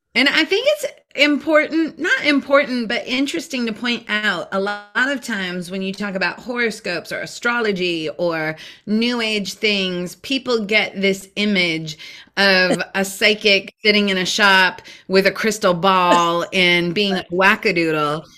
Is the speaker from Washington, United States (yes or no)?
yes; Seattle, Washington, United States; you are in my hometown in uh, the Seattle area.